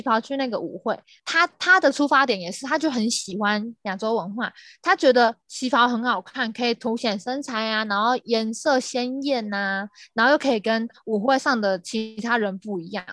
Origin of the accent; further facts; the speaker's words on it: Taiwan; 像之前我在美国，然后我就会说，哦，我是台湾人